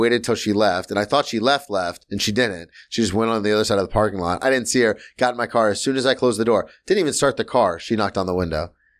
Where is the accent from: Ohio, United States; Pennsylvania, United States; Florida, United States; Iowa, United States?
Florida, United States; Because growing up in Florida, it was always the end of days.